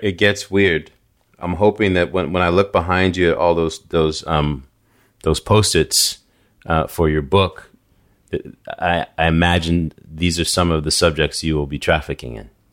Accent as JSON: {"language": "English", "town": "New York City", "region": "New York", "country": "United States", "tie": "born or raised there", "also_born_or_lived": "New England", "moved": "yes", "said": "I grew up, before I moved to New England, I, I grew up in New York. I lived in Staten Island"}